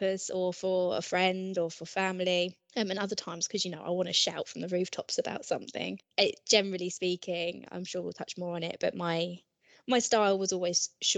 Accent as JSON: {"language": "English", "town": "Ashford", "region": "South East England", "country": "United Kingdom", "tie": "born or raised there", "moved": "as an adult", "said": "I'm originally from Kent, and I went to Highworth School, which is in Ashford, Kent. I did my GCSEs, A-levels, everything there."}